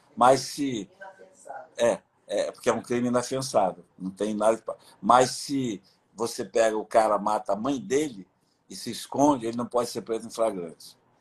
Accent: Juruá, Amazonas, Brazil; moved away; Eu sou do Juruá

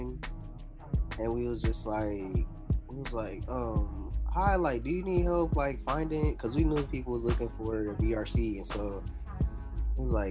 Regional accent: Shelby, North Carolina, United States; moved away; also born or lived in Florida / Texas / California; I'm from Shelby, North Carolina

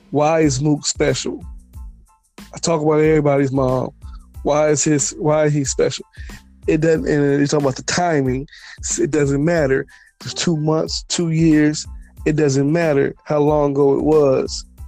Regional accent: the Bay Area, California, United States; I'm from the Bay. This is Cali right here, West Coast.

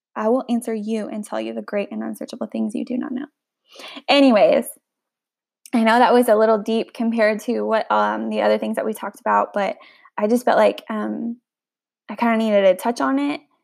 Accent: the Bible Belt, the South, United States; I grew up in the Bible Belt

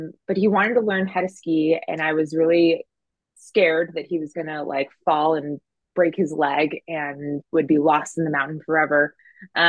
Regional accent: New Jersey, United States; moved away as an adult; also born or lived in North Carolina / San Francisco; I grew up in New Jersey

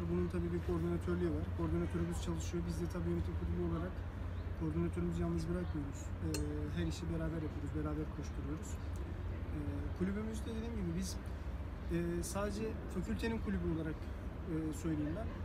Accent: Çaykara, Trabzon, Turkey; now in Istanbul, Turkey; Trabzon Çaykara'lıyım.

